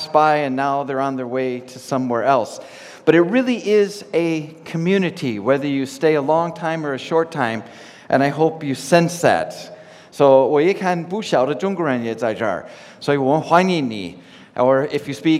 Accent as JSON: {"language": "English", "region": "Minnesota", "country": "United States", "moved": "yes", "said": "I'm from Minnesota in the States"}